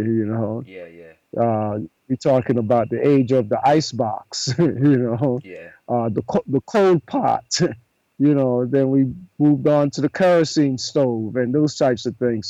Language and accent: English; Panama; also born or lived in New York City, United States / Brazil / Jamaica / Tanzania; now in Costa Rica; I was born in Panama 70 years ago.